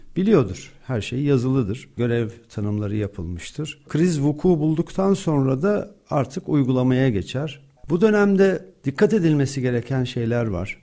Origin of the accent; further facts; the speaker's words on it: Malatya, Turkey; ben de Malatyalıyım.